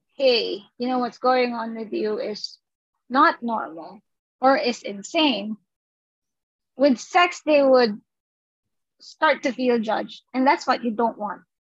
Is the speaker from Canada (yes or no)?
no; Philippines; us as Filipino people